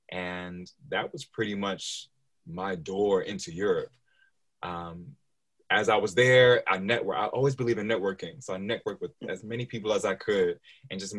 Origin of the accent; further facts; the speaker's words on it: New York City, New York, United States; accent: general American; now in London, United Kingdom; So I'm originally from New York City. The accent is pretty much a general American accent. I don't have a strong New York accent.